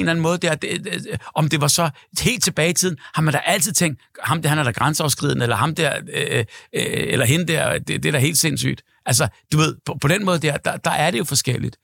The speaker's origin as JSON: {"language": "Danish", "town": "Hellerup", "region": "Capital Region of Denmark", "country": "Denmark", "said": "Jeg er fra Hellerup"}